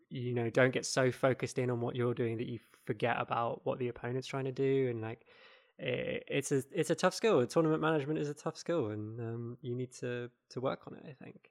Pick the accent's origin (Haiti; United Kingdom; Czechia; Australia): United Kingdom; as British people in the U K